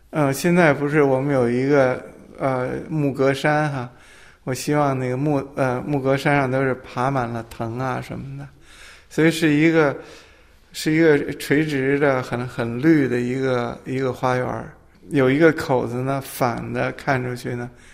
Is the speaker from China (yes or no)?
yes; Beijing, China; accent: Old Beijing; 我是北京人，我籍贯啊，嗯，是杭州。当然我爸爸是杭州人，我妈妈是无锡人，所以我是在北京出生长大，但是呢，我带着这个江南的基因